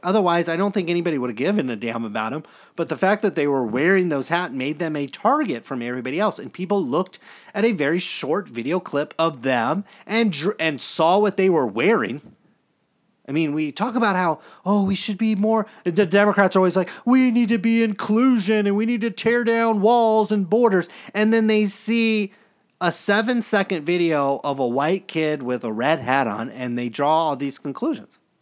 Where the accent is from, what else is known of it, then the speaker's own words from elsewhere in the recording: Stockton, California, United States; I grew up in Stockton, California